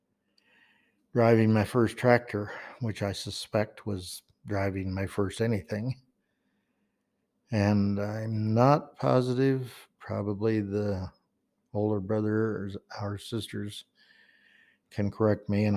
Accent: Logan, Utah, United States; coming home to our home in Logan. That's the current, I mean, not current, the house we grew up in on Third West

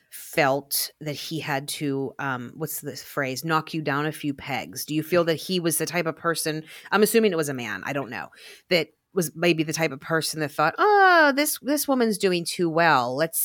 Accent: Glassport, Pennsylvania, United States; I always say that I was born in Glassport.

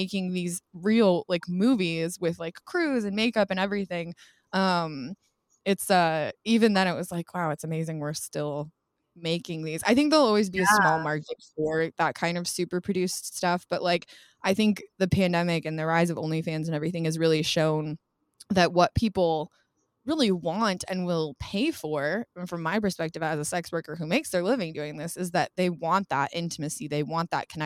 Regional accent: Colorado, United States; moved away as an adult; also born or lived in Portland, Oregon; now in Los Angeles, United States; I grew up in Colorado

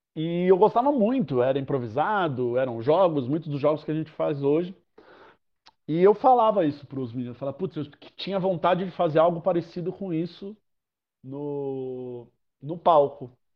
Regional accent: São Paulo, Brazil; sou nascido, crescido e poluído em São Paulo. É, sempre morei em São Paulo, na zona norte de São Paulo

